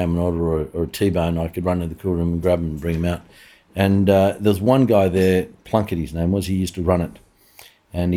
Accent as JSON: {"language": "English", "town": "Blacktown", "region": "New South Wales", "country": "Australia", "tie": "born or raised there", "said": "we grew up out west in Sydney, a place called Blacktown"}